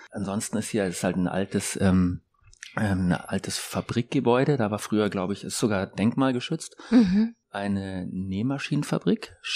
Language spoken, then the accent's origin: German; Munich, Bavaria, Germany; also ich komme ja aus München und ich kenne das Glockenbachviertel noch aus den Anfang 90er Jahren